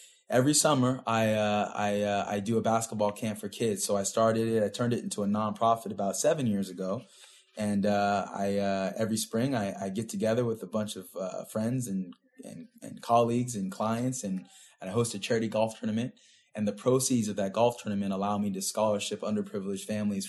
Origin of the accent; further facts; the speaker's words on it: Pasadena, California, United States; Born and raised in Pasadena